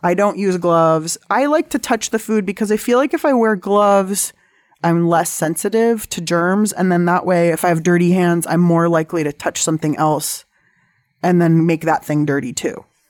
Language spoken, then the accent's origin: English; San Diego, California, United States; I grew up in San Diego